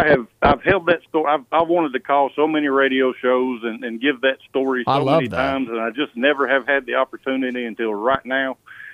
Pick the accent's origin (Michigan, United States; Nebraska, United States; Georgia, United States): Georgia, United States; Lawrenceville; now in Lookout Mountain, United States; But I grew up, born and raised in Lawrenceville, Georgia. So smack in the middle of Bulldog Nation.